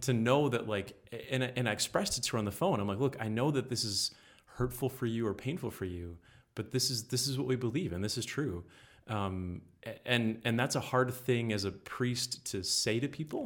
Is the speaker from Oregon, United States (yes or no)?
no; Muskegon, Michigan, United States; moved away as an adult; now in Grand Rapids, United States; I'm from Muskegon, so forty-five minutes away from Grand Rapids here